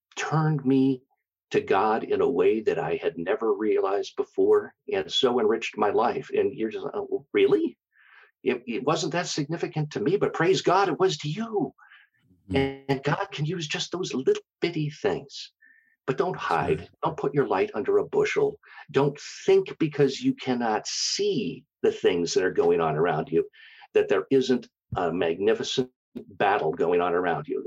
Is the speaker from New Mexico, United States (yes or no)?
no; Minneapolis, Minnesota, United States; moved away as an adult; also born or lived in Black Hills, South Dakota; I was born and raised in the Minneapolis St. Paul area